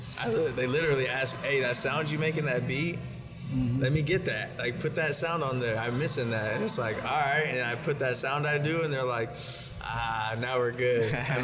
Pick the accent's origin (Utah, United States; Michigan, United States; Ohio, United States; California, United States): California, United States; San Diego; and I'm from San Diego. This is like rich kids, you know what I mean? Yeah. And I'm from like San Ysidro, San Diego. So like San Ysidro, IB, all that.